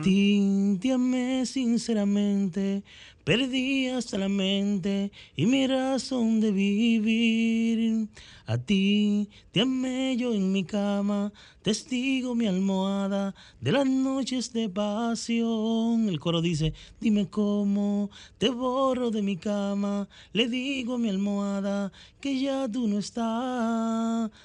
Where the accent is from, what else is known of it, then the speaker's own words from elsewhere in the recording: Cotuí, Sánchez Ramírez, Dominican Republic; yo soy de Cotuí